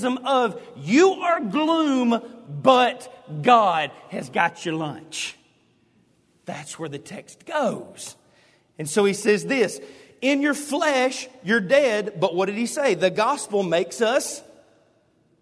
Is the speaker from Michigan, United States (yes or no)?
no; Hueytown, Alabama, United States; growing up in Hueytown, we went to Taney Hill